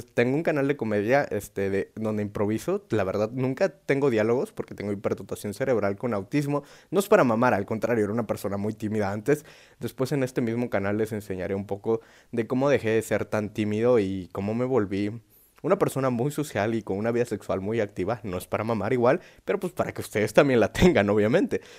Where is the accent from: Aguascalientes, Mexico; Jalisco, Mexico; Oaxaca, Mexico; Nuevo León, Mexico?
Oaxaca, Mexico; yo soy de Oaxaca